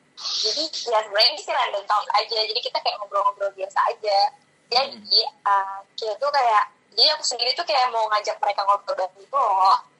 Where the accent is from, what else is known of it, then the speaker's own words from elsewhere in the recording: Jakarta, Indonesia; moved away as an adult; now in Yogyakarta, Indonesia; gue asli Jakarta